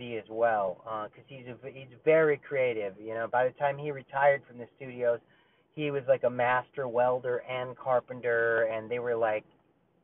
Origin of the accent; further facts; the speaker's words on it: Burbank, California, United States; also born or lived in Glendale, California; we moved to Burbank, North Hollywood border. And from 4 to about 15, that's where I lived